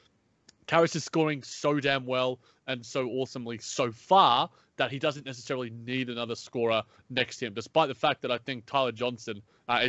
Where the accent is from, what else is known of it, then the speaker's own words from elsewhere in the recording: Australia; accent: Australian; my Australian accent